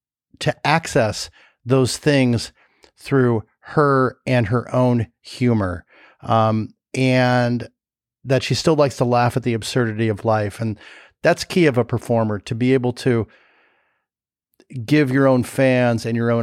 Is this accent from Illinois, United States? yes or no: yes; Chicago, Illinois, United States; I don't know it. I'm from Chicago.